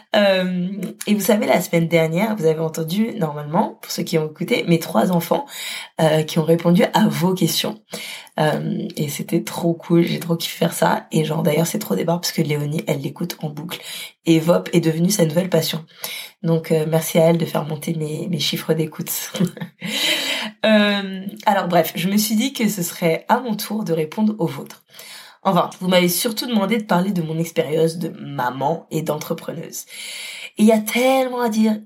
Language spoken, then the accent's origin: French; Paris, Île-de-France, France; moved away as an adult; now in Lyon, France; je suis parisienne